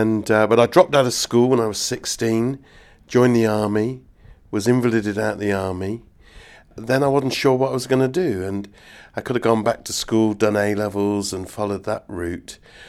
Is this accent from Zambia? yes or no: no; Nailsea, South West England, United Kingdom; I come from the West Country, and this is in North Somerset, a town called Nailsey.